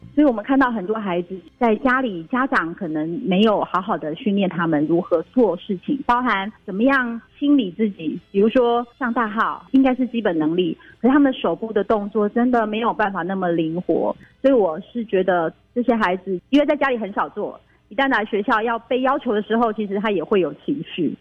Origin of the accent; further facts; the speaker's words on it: Nantou County, Taiwan; moved away as an adult; also born or lived in Taipei; now in Kaohsiung, Taiwan; 我当年分发就回到我的家乡，我是住南投，所以我回到南投的南岗国中，在那边三年的特教班